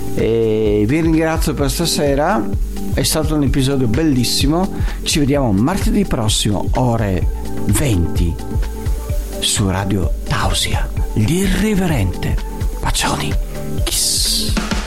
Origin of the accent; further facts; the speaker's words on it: Venice, Veneto, Italy; io sono di Venezia